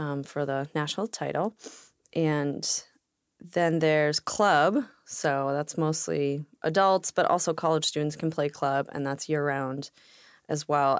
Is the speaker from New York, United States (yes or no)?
yes; New York City, New York, United States; moved away as an adult; now in Washington, United States; I grew up in Brooklyn. We immigrated, uh, to New York in nineteen eighty-eight. I grew up there